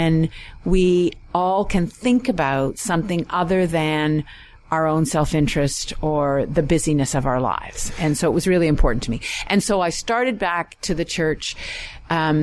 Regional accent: Richmond Hill, Ontario, Canada; also born or lived in Toronto; I was raised in Richmond Hill United Church

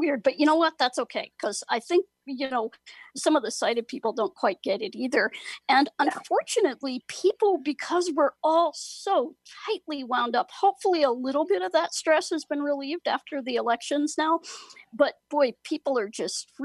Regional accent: Ohio, United States; the county where I grew up in Ohio

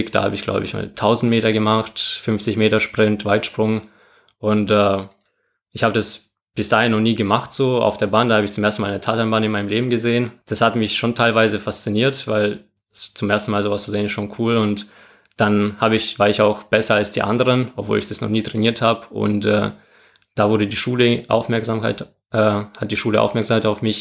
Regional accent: Moldova; now in Germany; Das war der Jahr, wo ich allgemein nach Deutschland gekommen bin. Ich komme ja aus Moldawien.

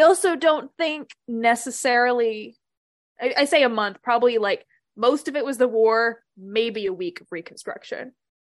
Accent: Virginia, United States; I'm from Virginia.

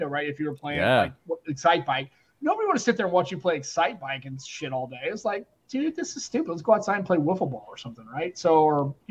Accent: United States; I'm an American

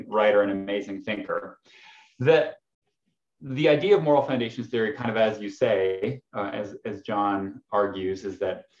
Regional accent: Canada; I'm Canadian

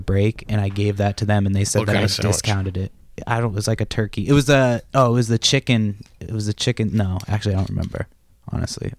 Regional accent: Massachusetts, United States; moved away as an adult; also born or lived in Southern California; now in Los Angeles area, United States; I moved from Massachusetts when I was, like, 21.

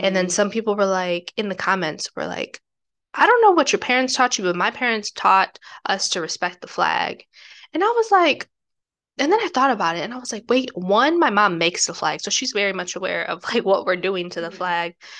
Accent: United States; the privilege aspect that I have growing up in the United States

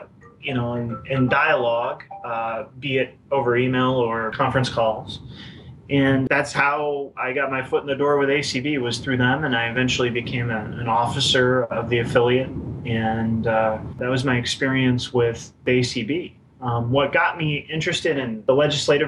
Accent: Iowa, United States; moved away as an adult; now in Alexandria, Virginia, United States; I was born and raised in Iowa

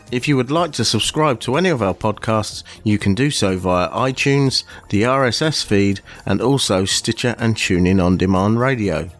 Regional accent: United Kingdom

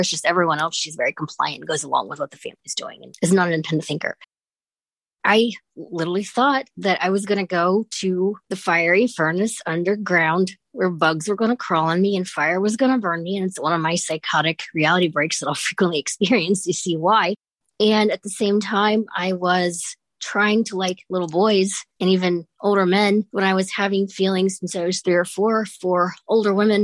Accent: Columbus, Ohio, United States; I'm from Columbus, Ohio

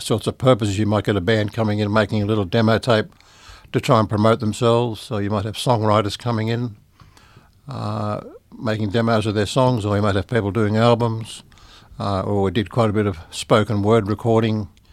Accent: Sydney, New South Wales, Australia; I was born in Sydney

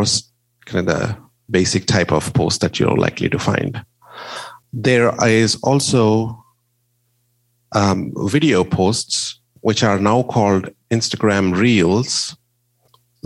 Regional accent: India; moved away; I am originally from India. My parents and most of my family live there

